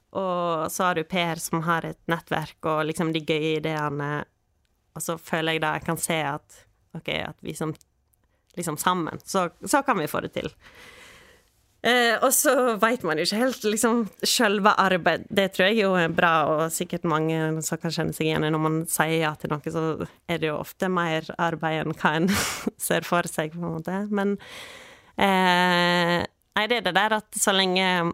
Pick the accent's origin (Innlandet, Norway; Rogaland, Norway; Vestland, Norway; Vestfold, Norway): Vestland, Norway; Kyrkjebø; now in Balestrand, Norway; jeg eh, er født på Kyrkjebø